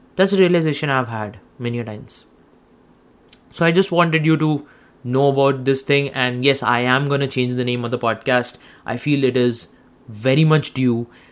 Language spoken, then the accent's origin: English; India; now in Canada; I'm an Indian. I come from India.